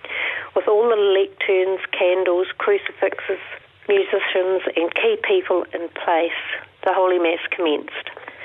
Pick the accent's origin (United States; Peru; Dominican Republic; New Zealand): New Zealand; Methven, Canterbury; I was born in Methven. Growing up here during the 1950s and 1960s, I attended the local Catholic school